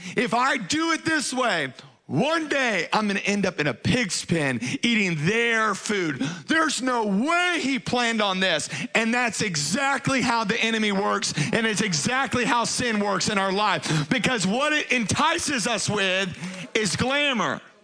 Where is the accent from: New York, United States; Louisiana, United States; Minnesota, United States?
Louisiana, United States; Baton Rouge; moved away; I was raised in Baton Rouge, Louisiana